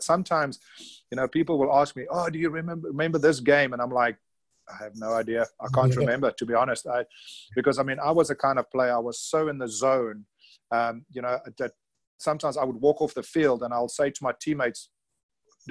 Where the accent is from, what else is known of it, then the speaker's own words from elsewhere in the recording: KwaZulu-Natal, South Africa; moved away as an adult; also born or lived in Pretoria, South Africa; I was born in Natal, so I've always been in those days a banana boy or a Natal supporter